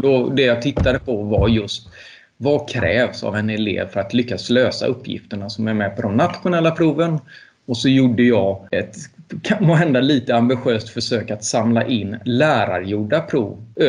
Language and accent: Swedish; Ljungskile, Västra Götaland, Sweden; also born or lived in Uddevalla; jag gick gymnasiet i Uddevalla och tillbringade väldigt mycket tid när jag växte upp på Ljungskile folkhögskola